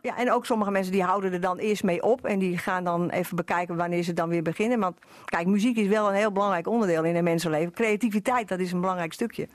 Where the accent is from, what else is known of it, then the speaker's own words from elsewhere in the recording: western Netherlands, Netherlands; moved away; ik kom uit Dorp, daar ben ik geboren. Dus ik kom eigenlijk uit het westen